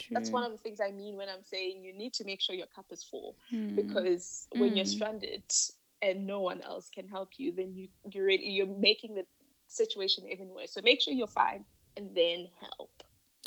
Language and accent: English; Limpopo, South Africa; moved away as an adult; also born or lived in Johannesburg; I'm from Limpopo